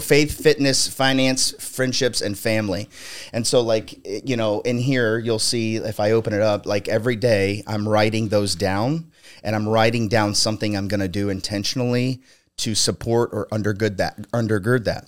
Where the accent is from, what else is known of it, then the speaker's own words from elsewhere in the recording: Ohio, United States; also born or lived in Palm Springs, California; I was born in Palm Springs, California, mm-hmm. and when I was four, my mom hitchhiked uh, us back to Ohio, where she's from. And so I've, I've grown up.